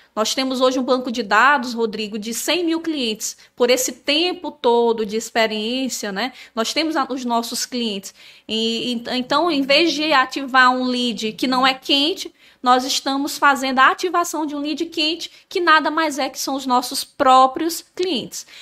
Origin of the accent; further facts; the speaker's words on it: São Luís, Maranhão, Brazil; moved away; also born or lived in Natal; eu nasci em Natal, mas nós morávamos em São Luís do, do, Maranhão